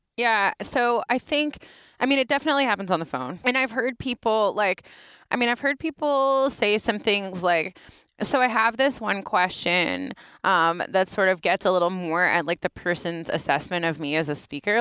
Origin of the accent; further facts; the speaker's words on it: Knoxville, Tennessee, United States; accent: Southern, urban Appalachian; now in Ann Arbor, United States; I'm from Knoxville. Knoxville from Tennessee, largest city in Appalachia